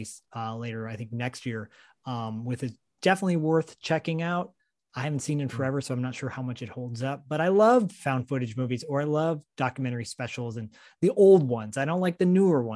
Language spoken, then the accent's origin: English; Michigan, United States; growing up in Michigan as a, you know, really little kid, 5, 6, and 7